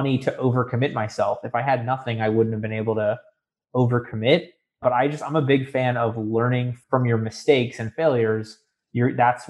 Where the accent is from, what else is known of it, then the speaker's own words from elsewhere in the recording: South Florida, United States; moved away as an adult; now in Orlando, United States; I grew up in South Florida. I came up to Orlando to go to the University of Central Florida